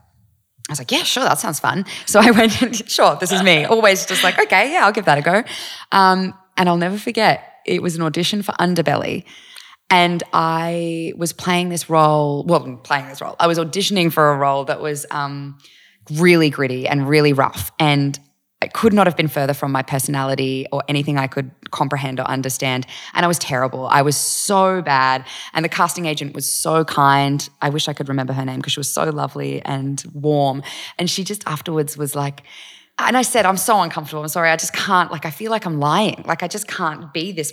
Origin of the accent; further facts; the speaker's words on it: Eureka, New South Wales, Australia; moved away as an adult; also born or lived in Gold Coast / Vanuatu / United States; spent the first few years in Vanuatu, and then I grew up out in Eureka